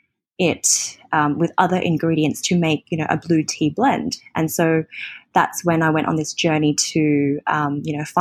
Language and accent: English; Australia; moved away as an adult; now in Hong Kong; I'm from Australia and I moved to Hong